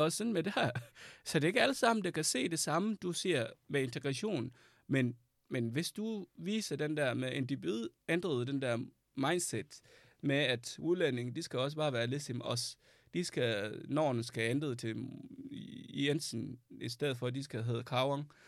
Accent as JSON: {"language": "Danish", "country": "Sudan", "second_language": "Danish", "moved": "yes", "lives_now": "Denmark", "said": "Jeg flygtede fra Sudan, fordi der var krig"}